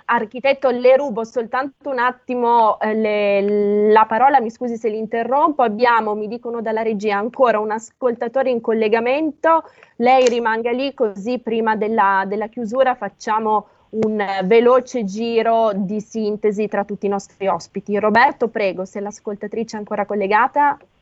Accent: Piedmont, Italy; io sono piemontese, dalle mie parti si dice

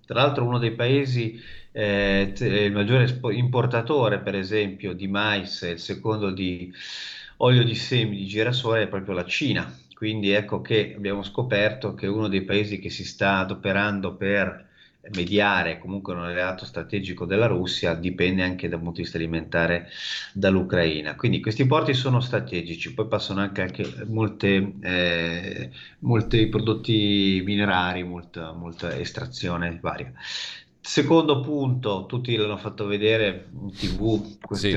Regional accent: Milan, Lombardy, Italy; moved away as an adult; now in Odessa, Ukraine; io sono di Milano

